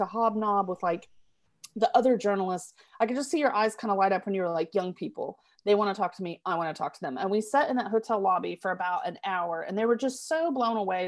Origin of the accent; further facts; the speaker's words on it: Tulsa, Oklahoma, United States; I grew up in Tulsa